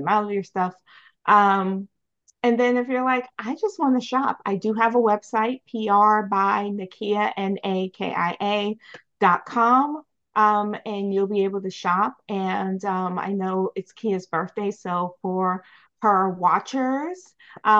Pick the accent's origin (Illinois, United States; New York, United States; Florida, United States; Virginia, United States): New York, United States; moved away as an adult; now in Baltimore, United States; I'm a New Yorker